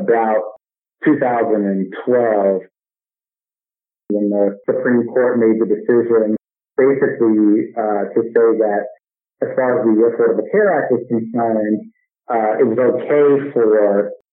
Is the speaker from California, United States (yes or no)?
no; Cleveland, Ohio, United States; moved away as an adult; now in New York City, United States; I moved to New York 20 years ago from Cleveland, Ohio, my hometown.